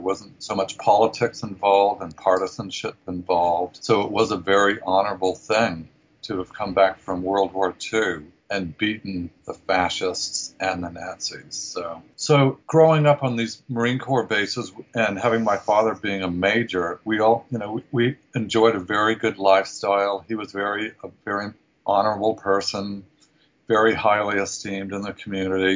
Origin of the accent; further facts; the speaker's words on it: New Zealand; moved away as an adult; also born or lived in Southern California, United States; now in San Francisco, United States; I grew up in New Zealand.